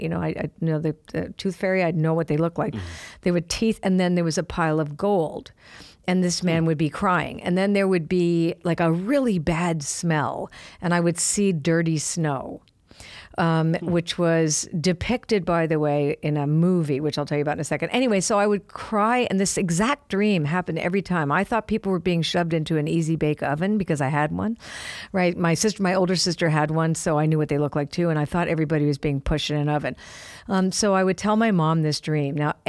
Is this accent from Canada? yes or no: yes; Canada; Well, I'm Canadian, and Canadians have a tendency to be a little self-deprecating, right?